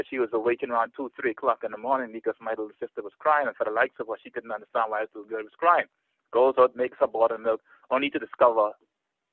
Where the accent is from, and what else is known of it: Bahamas